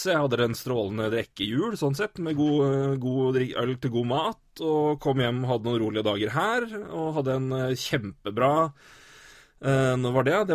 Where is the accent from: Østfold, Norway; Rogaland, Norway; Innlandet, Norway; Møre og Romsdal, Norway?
Innlandet, Norway; Elverum; moved away; Så hjemme i Elverum